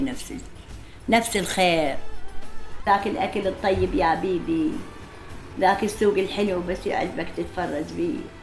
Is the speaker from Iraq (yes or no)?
yes; Iraq; moved away as an adult; also born or lived in Syria; now in Jordan